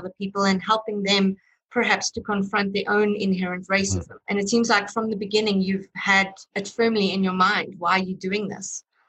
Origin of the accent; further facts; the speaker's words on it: South Africa; my own work kind of deals with my inherent racism because I grew up in South Africa during apartheid and was taught racism.